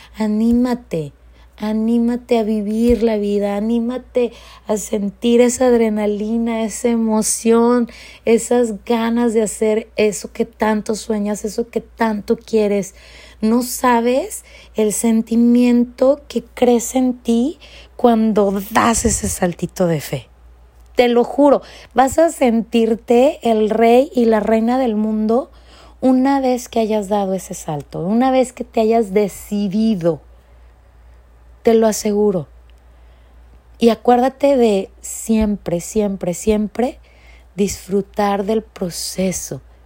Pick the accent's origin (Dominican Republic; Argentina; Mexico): Mexico; moved away as an adult; now in California, United States; yo como inmigrante y soy de México, este, estoy viviendo por más de 20 años aquí en los Estados Unidos, en California